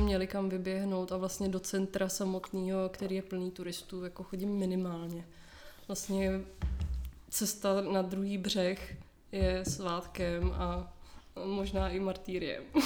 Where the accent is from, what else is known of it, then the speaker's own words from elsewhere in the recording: Hradec Králové, Hradec Králové Region, Czechia; also born or lived in Nusle, Prague; now in Prague, Czech Republic; Já jsem z Hradce, z Hradce, z Hradce Králové a předtím jsme bydleli v Nuslích